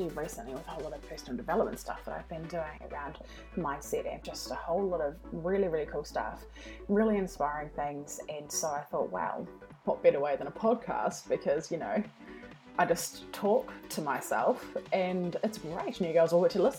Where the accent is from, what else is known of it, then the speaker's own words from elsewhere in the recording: New Zealand; accent: New Zealand; I'm actually from New Zealand, so that's what my accent is.